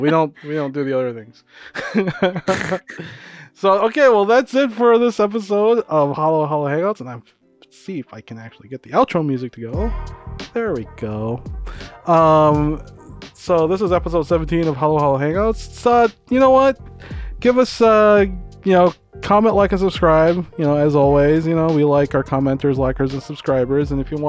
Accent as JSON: {"language": "English", "country": "Philippines", "said": "I do a lot of like gardening stuff, and I'm a Filipino, right?"}